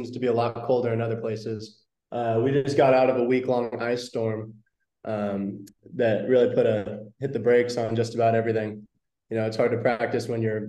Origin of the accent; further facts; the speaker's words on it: Auburn, California, United States; I'm from Auburn, California, which is Auburn. A small town east of Sacramento